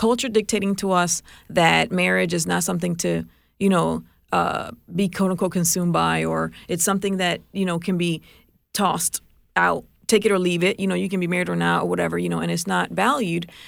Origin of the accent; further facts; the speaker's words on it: Puerto Rico; moved away; I grew up in Puerto Rico